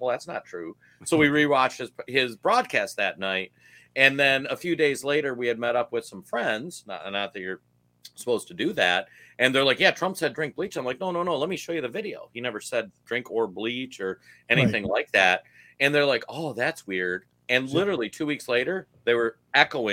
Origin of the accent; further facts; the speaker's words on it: Minnesota, United States; I'm from Minnesota